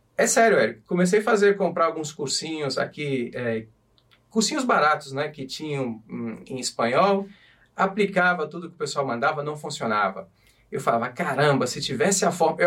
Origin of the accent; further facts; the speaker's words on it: Brazil; moved away as an adult; also born or lived in Portugal; now in Madrid, Spain; quando eu saí do Brasil, eu saí fora para levantar capital